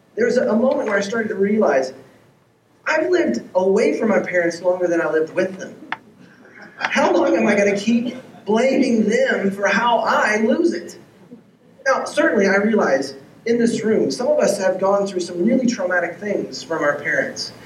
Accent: Texas, United States; moved away as an adult; also born or lived in Seattle / Los Angeles; my wife and I, if you don't know our story, we grew up in Texas

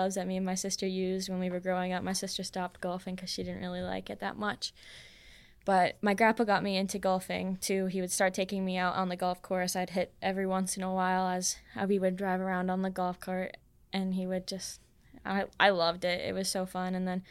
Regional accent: Iron River, Michigan, United States; And since I'm from Iron River, I was at Northern Pines.

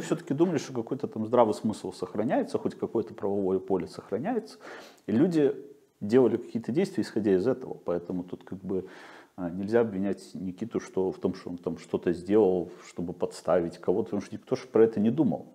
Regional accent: Belarus; moved away; я белорус

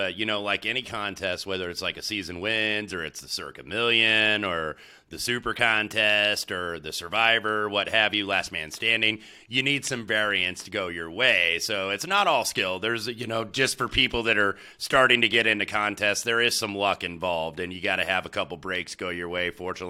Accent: Indianapolis, Indiana, United States; Indianapolis, you know, which is my hometown, and that's my hometown team.

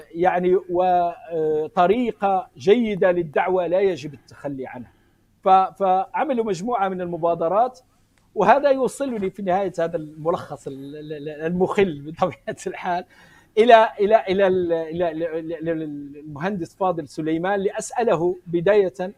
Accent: Morocco; also born or lived in Spain; انا من المغرب ولكني درست في اسبانيا مده

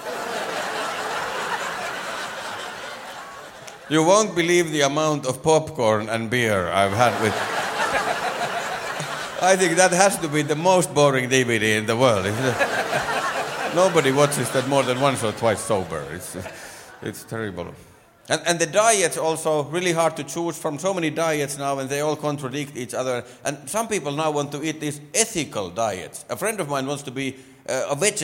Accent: Finland; first language Finnish; English is a second language; I'm from Finland. Yay. I don't know if you noticed, but English is my second language. It is. Normally, I speak Finnish.

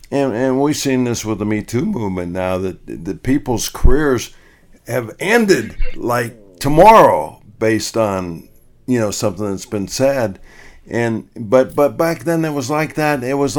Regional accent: Ohio, United States; I'm from Ohio

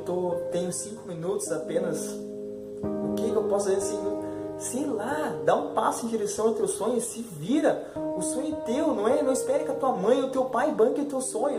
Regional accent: Curitiba, Paraná, Brazil; sou de Curitiba

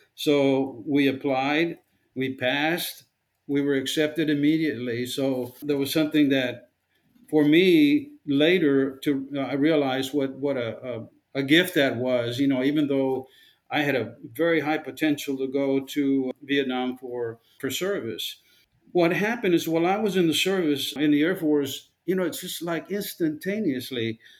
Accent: Rio Grande Valley, South Texas, United States; I was born in the Rio Grande Valley down in South Texas. I lived in a very poor neighborhood, and most of the families that lived in my colonia, in my neighborhood, were very poor

